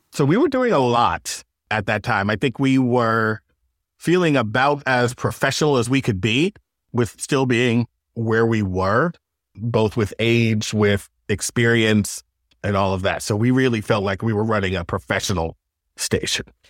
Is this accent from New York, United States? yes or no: yes; Long Island, New York, United States; moved away as an adult; I'm from Long Island